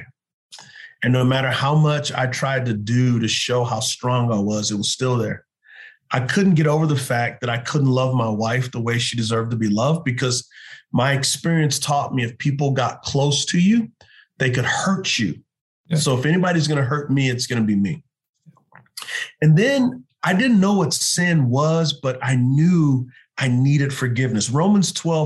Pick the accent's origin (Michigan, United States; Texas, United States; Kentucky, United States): Texas, United States; now in Charlotte, United States; growing up in Texas, my family, we didn't really go to church.